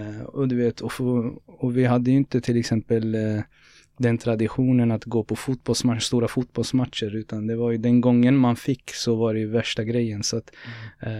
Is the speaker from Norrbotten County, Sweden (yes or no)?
no; Norrköping, Östergötland, Sweden; born or raised there